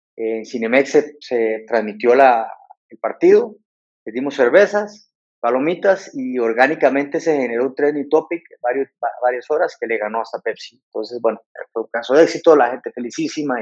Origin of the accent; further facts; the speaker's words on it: Costa Rica; moved away as an adult; also born or lived in London; now in Mexico; soy de, originario de Costa Rica y me formé en, en Londres